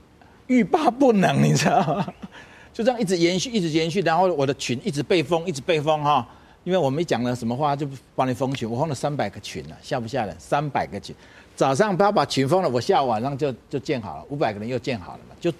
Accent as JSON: {"language": "Chinese", "country": "Taiwan", "said": "但是我看不过去啊！我们台湾人怎么看得过去这种不公不义的事呢？"}